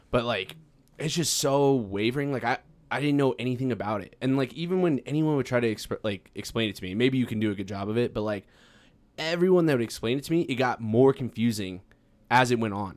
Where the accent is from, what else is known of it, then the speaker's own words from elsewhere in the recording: Farmington, New Mexico, United States; now in Albuquerque, United States; I'm from Farmington, New Mexico